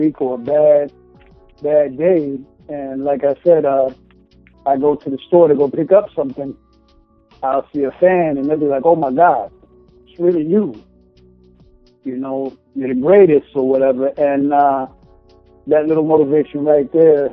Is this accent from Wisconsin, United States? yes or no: no; Chicago, Illinois, United States; moved away as an adult; now in California, United States; go back to my home state of Chicago